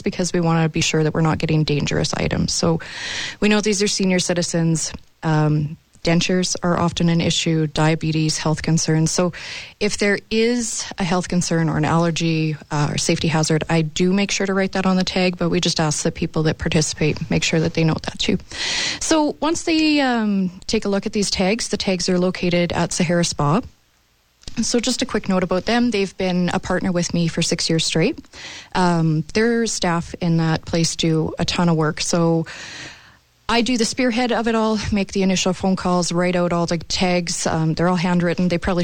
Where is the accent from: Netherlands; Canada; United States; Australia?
Canada; Moose Jaw, Saskatchewan; We grew up here in Moose Jaw.